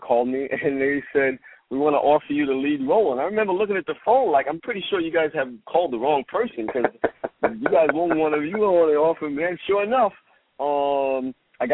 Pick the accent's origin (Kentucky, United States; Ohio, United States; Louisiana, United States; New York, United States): New York, United States; New York City; moved away as an adult; now in Los Angeles, United States; I'm born and raised in Brooklyn, New York, and I grew up, you know, my whole life there